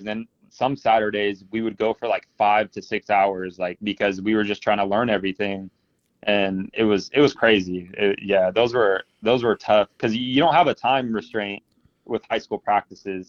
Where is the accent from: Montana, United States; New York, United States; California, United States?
California, United States; Fresno; also born or lived in Bakersfield; I'm from Fresno and I, I, grew up here